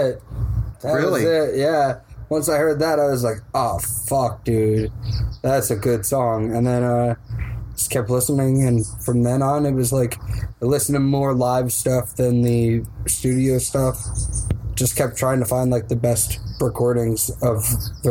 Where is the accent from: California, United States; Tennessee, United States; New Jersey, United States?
New Jersey, United States; now in Portland, United States; Jersey, back in my hometown